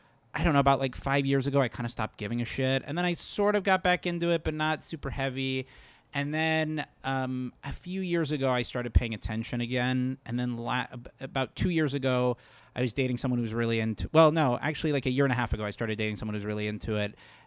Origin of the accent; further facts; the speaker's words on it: Fort Lauderdale, Florida, United States; Fort Lauderdale, Florida.